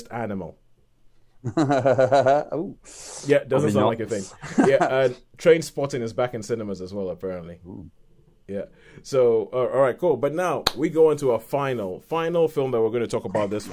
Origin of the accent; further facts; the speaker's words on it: Nigeria; as a Nigerian person